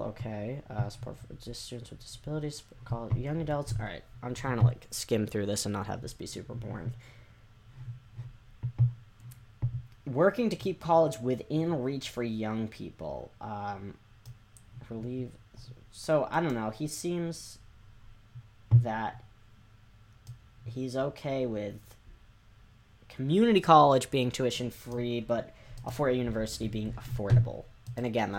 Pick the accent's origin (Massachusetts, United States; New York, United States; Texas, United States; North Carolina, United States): Massachusetts, United States; Elizabeth Warren. She is a rep from my home state.